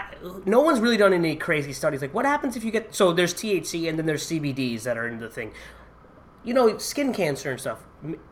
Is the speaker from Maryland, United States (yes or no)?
no; Connecticut, United States; I'm from Connecticut. It's legal in Connecticut, sort of, but in Massachusetts, right?